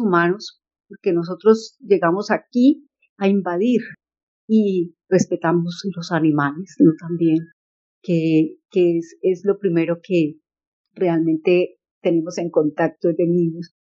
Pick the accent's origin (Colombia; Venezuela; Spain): Colombia; La Cumbre, Valle del Cauca; now in Charlotte, United States; nací en la Cumbre Valle